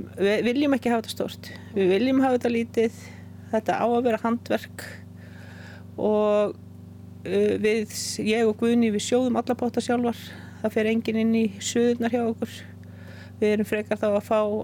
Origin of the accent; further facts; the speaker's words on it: Iceland; moved away as an adult; also born or lived in Hallormsstaður; ég er uppalinn í Mörgdalufjallum